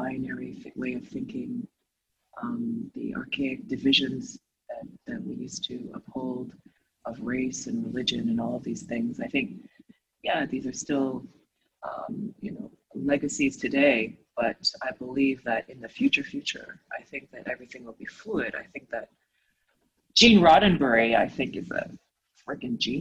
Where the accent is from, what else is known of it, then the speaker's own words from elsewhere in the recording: Toronto, Ontario, Canada; also born or lived in Asia; growing up in Toronto and the cold winters